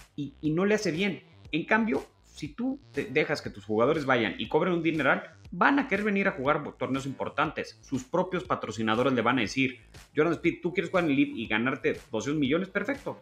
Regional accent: Mexico; como mexicano

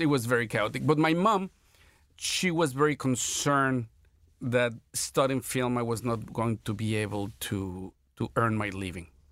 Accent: Mexico City, Mexico; I was born in Mexico City in sixty-one

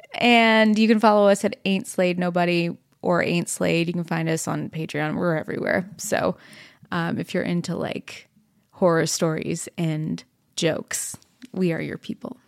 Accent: Dallas, Texas, United States; also born or lived in Fort Worth, Texas; I was born in Fort Worth and raised in Dallas

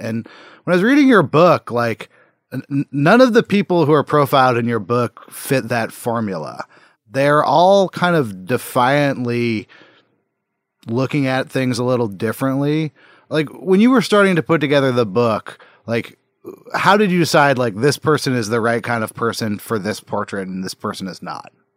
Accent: United States; as an American within America

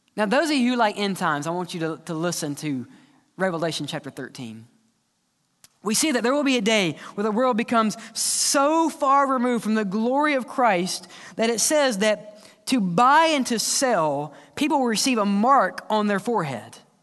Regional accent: the South, United States; We're just from the South

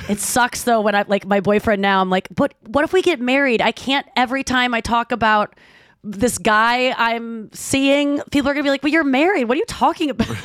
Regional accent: St. Louis, Missouri, United States; moved away as an adult; I moved back to my hometown of Saint Louis.

